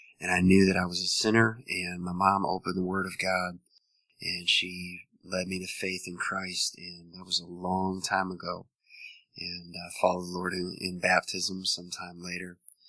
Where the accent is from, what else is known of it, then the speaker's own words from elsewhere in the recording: Missouri, United States; born there; also born or lived in Montana, United States / Wisconsin, United States; now in Richmond, United States; And so I was born in Missouri.